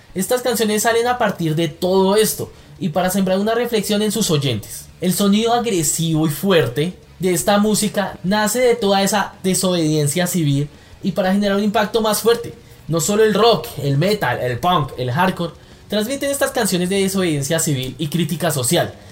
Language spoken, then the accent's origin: Spanish; Colombia; como colombianos estamos cansados